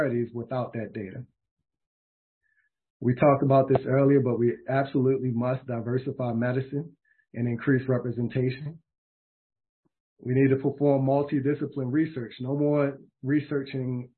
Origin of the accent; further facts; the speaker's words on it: Baltimore, Maryland, United States; my hometown of Baltimore, Maryland